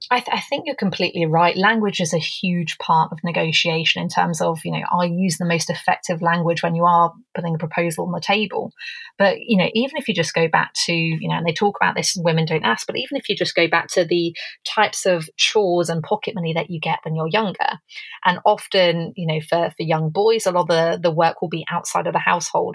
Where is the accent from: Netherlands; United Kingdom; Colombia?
United Kingdom; England; now in Canada; I'm English, but I'm coming to you from Canada.